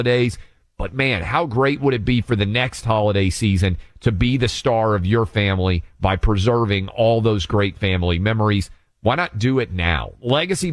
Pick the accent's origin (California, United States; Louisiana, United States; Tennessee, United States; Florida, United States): Tennessee, United States; Chattanooga, Tennessee, my home state, my mom's home city